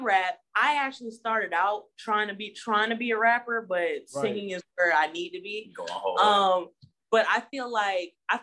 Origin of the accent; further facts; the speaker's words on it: New Jersey, United States; now in Atlanta, United States; Originally, I was born in New Jersey